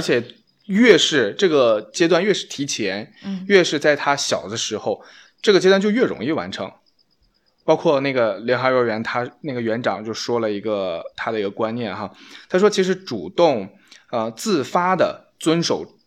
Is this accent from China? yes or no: yes; China; 我其实作为一个中国人的话